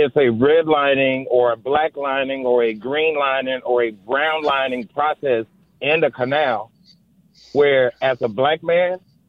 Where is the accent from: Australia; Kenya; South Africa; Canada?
Kenya; also born or lived in Texas; now in Marin County, United States; Online Show. Tuna Checking TV out of Kenya, Africa, but I do live here in Marin County. And I've been living here for the past 8 years.